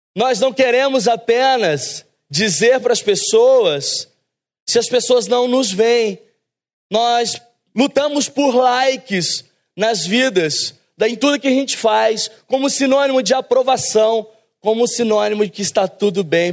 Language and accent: Portuguese; São Paulo, Brazil; moved away; also born or lived in south of Minas Gerais / Rio de Janeiro; Nós, na verdade, é, nascemos em São Paulo, eu e minha esposa